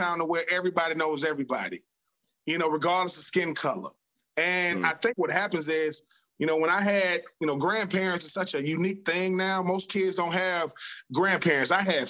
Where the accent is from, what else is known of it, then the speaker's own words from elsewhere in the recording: the South, United States; On top of the fact that I come from a big family, it's the greatest, man. And, you know, growing up in the South, you know, yeah, we got dirt roads.